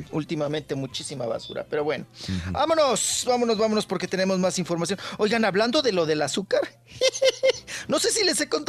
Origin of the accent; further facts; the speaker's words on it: Mexico; O sea, sí te denigra como mexicano y si sí sientes gacho.